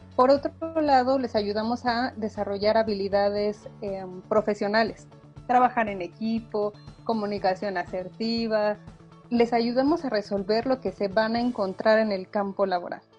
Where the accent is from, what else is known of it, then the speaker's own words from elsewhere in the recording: Mexico; Yo le digo que soy hija de la SEP.